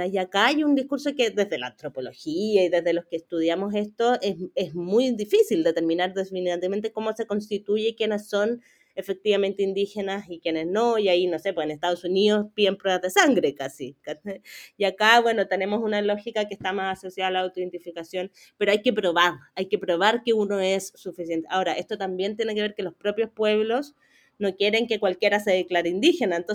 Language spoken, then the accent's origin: Spanish; Chile; Esta idea de que somos todos chilenos y de apelar, muy de la dictadura también